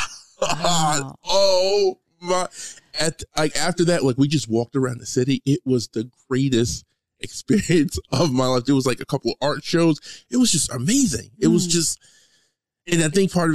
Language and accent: English; United States; I'm American